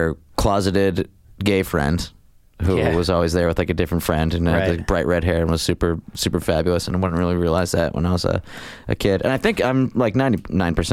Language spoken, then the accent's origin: English; Scranton, Pennsylvania, United States; growing up in the Bellevue section of West Scranton, that's Scranton, Pennsylvania